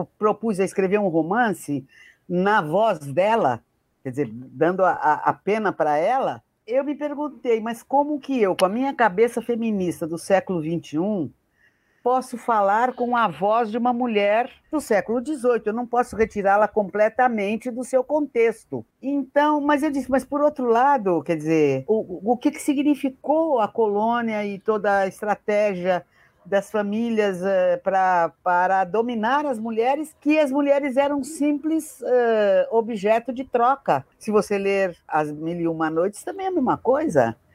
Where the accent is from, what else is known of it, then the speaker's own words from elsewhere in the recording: Brazil; Eu quero voltar para o Brasil